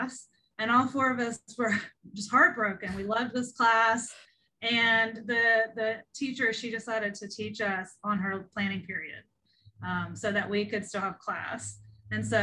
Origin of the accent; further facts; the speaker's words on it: Ohio River Valley, West Virginia, United States; I grew up in a really rural area in Appalachia. I'm from West Virginia, over in the Ohio River Valley area